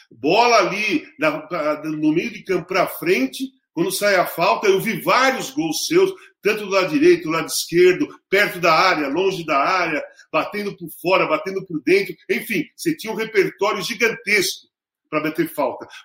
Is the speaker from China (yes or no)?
no; Rio de Janeiro, Brazil; born or raised there; moved away